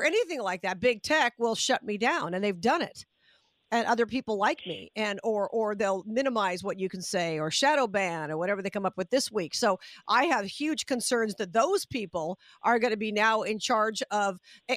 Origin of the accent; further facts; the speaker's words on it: Las Vegas, Nevada, United States; I'm from Vegas